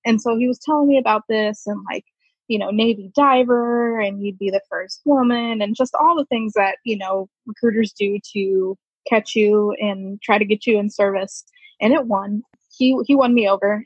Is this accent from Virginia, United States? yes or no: yes; Woodbridge, Virginia, United States; I'm originally from Virginia, Woodbridge, which is about 20 minutes outside of uh, Washington, D.C.